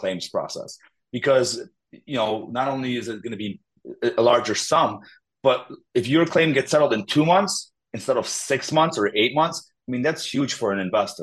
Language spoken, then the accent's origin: English; Illinois, United States; also born or lived in Poland; now in Crown Point, United States; Grew up in Illinois.